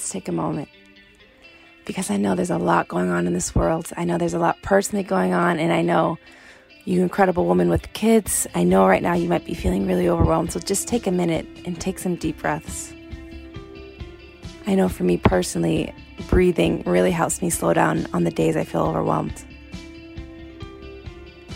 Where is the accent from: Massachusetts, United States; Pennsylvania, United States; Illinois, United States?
Massachusetts, United States; Gardner; moved away as an adult; also born or lived in South Africa / New York / Atlanta; I grew up in Gardner, Massachusetts